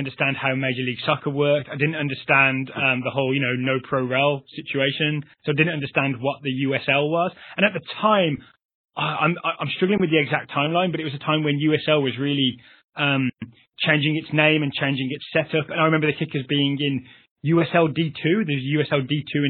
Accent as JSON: {"language": "English", "area": "just outside Birmingham", "region": "West Midlands", "country": "United Kingdom", "moved": "as an adult", "lives_now": "Richmond, United States", "said": "So I'm from England. I'm from the West Midlands, just outside Birmingham. But I've been here in Richmond since 2005"}